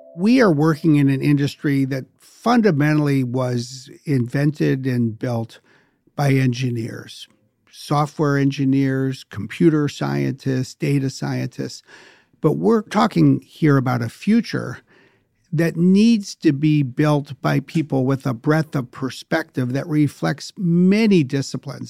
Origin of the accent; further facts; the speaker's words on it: Wisconsin, United States; I grew up in Wisconsin